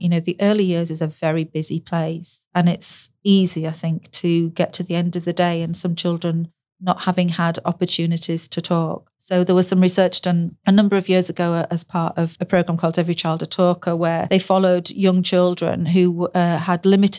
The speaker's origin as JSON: {"language": "English", "region": "the north of England", "country": "United Kingdom", "accent": "northern", "lives_now": "South of England", "said": "I'm from the north. And when I first moved to the south, I was judged for my northern accent. You know, I sound different."}